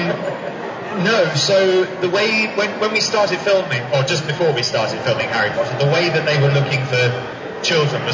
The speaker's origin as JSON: {"language": "English", "country": "New Zealand", "tie": "born or raised there", "moved": "yes", "said": "I was born in New Zealand."}